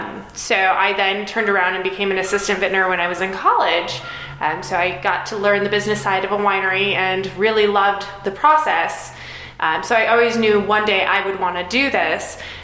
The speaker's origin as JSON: {"language": "English", "region": "Michigan", "country": "United States"}